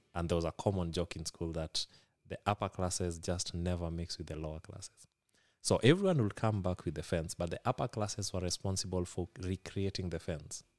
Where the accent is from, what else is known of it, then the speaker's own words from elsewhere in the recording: Kisumu, Kisumu County, Kenya; first language Luo; English is a second language; I've been born and bred, uh, in Kisumu, Kenya